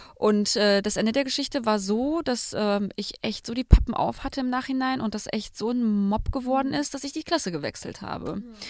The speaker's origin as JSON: {"language": "German", "country": "Germany", "said": "bei uns in Deutschland"}